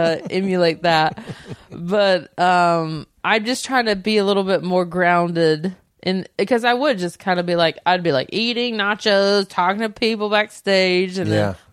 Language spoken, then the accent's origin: English; Southern United States, United States; I grew up in the South and didn't know I was a lesbian for a very long time and what that was like.